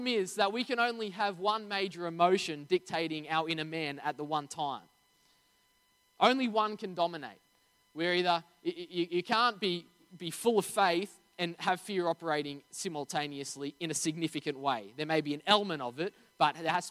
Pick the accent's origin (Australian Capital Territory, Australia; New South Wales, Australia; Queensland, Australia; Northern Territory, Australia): New South Wales, Australia; Narara; we grew up in Narara